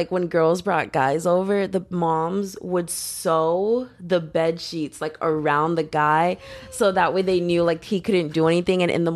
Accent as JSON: {"language": "English", "town": "Houston", "region": "Texas", "country": "United States", "said": "I'm from Houston"}